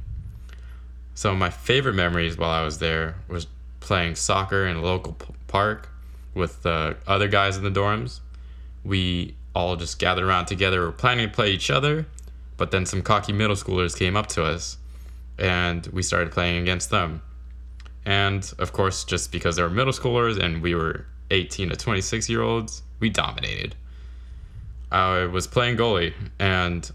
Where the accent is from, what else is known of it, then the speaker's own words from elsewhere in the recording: San Jose, California, United States; So I was born and raised in San Jose, California to two Vietnamese parents